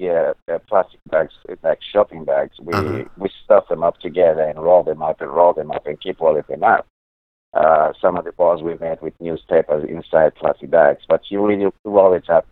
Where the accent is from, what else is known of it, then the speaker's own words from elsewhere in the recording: Bulawayo, Zimbabwe; moved away as an adult; now in Clermont, United States; I'm from Zimbabwe, and I was born in the second largest city of Zimbabwe.